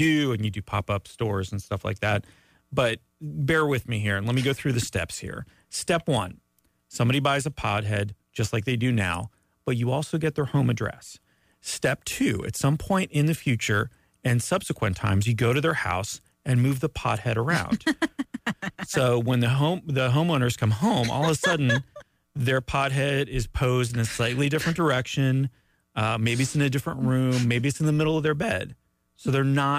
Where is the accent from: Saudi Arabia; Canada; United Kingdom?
Canada; moved away; as a Canadian